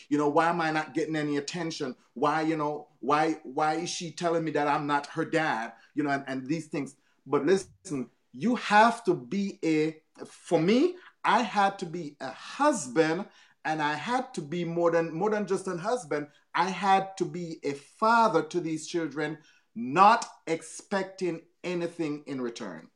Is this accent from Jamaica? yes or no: yes; Jamaica; moved away; I'm from Jamaica, as a Caribbean, I had to put down my Caribbean culture real quick.